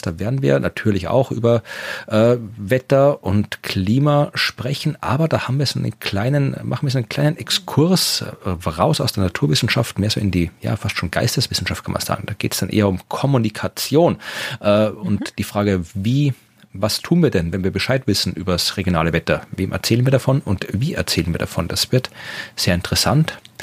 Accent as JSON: {"language": "German", "area": "Wachau", "region": "Lower Austria", "country": "Austria", "tie": "born or raised there", "said": "in der Gegend, wo ich herkomme, in der Wachau, im Weinbaugebiet"}